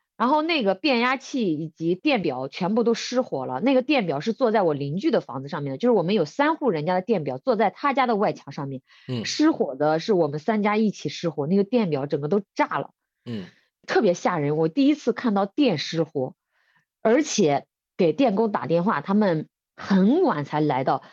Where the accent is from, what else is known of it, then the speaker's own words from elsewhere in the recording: Bozhou, Anhui, China; moved away as an adult; 我们安徽亳州是这个中药材之乡，就是很多的中药材